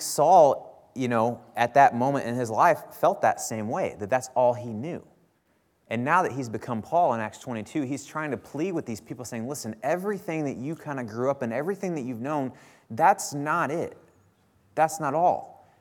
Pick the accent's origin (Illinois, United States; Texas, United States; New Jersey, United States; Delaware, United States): Illinois, United States; Bethalto; now in Troy, United States; I grew up in Bethalto. Uh, well, I actually grew up in Cottage Hills, which is the outskirts of Bethalto